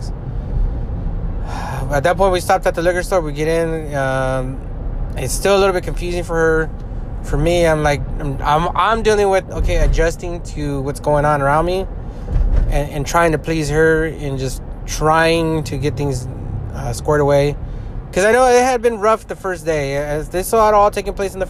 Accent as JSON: {"language": "English", "region": "California", "country": "United States", "said": "We're from California"}